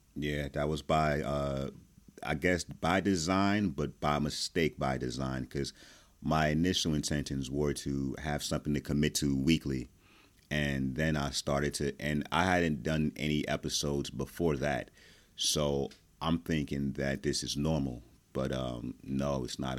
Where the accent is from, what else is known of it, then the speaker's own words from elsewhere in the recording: New Jersey, United States; I am from Jersey.